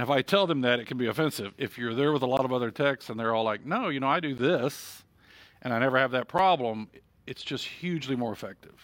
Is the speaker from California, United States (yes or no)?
no; Texas, United States; as a Texan